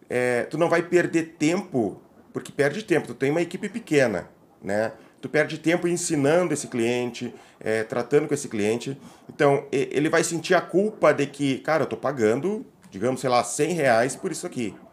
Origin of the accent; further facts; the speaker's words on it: Palmas, Tocantins, Brazil; de Palmas, do capital do Estado.